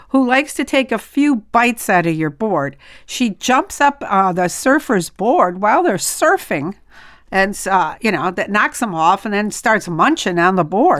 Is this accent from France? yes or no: yes; France; moved away; I'm from France